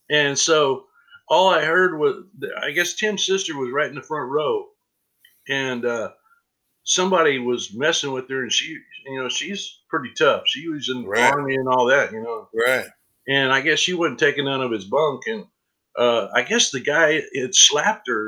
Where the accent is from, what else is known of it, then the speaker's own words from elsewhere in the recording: Eudora, Kansas, United States; You know, I'm from Lawrence, Kansas, and uh, right. um, well, Eudora, but close, right in, right by Lawrence.